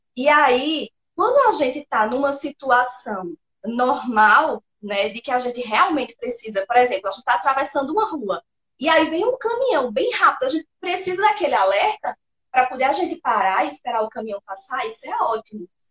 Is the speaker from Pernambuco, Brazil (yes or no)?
yes; Pernambuco, Brazil; sou pernambucana, sertaneja do interior de Pernambuco